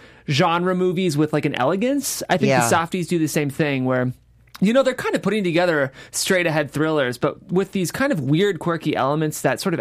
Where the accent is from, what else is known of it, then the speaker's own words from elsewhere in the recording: Cleveland, Ohio, United States; now in Los Angeles, United States; We're both from the Midwest. She's from Indiana. I'm from Ohio.